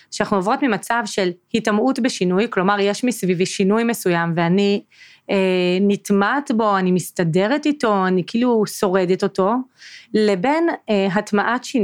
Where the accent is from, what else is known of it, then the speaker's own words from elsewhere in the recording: Northern District, Israel; ועברתי בעצם לצפון, למקום שבו גדלתי בתור ילדה, לאזור.